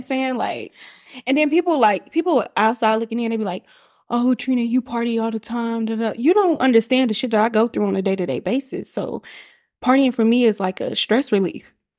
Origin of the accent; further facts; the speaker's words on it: Kansas City, Missouri, United States; moved away as an adult; now in Atlanta, United States; I am from Kansas City, Missouri